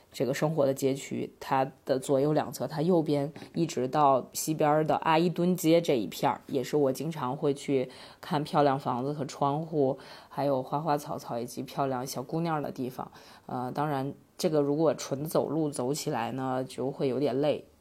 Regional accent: Northeast China, China; moved away as an adult; also born or lived in Beijing; now in Yining, China; 我是一个东北人，啊，不过伊宁市是目前我人生中除了北京之外工作和生活时间最长的地方

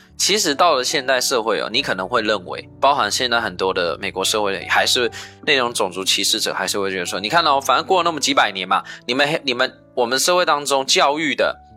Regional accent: China; 我们亚洲，我们中国人也有去盖铁路啊

